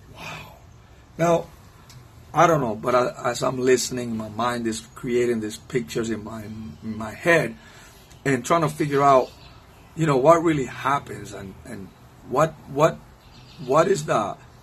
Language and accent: English; Cuba; English is a second language; now in Virginia, United States; I'm from Cuba, and so my Spanish and English get a little bit mixed up there sometimes.